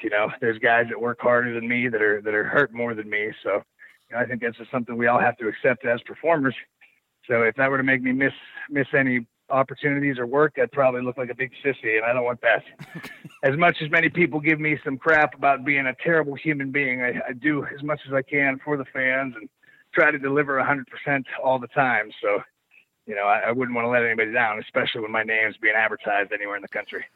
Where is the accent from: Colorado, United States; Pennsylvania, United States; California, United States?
Pennsylvania, United States; Pittsburgh; I come home to Pittsburgh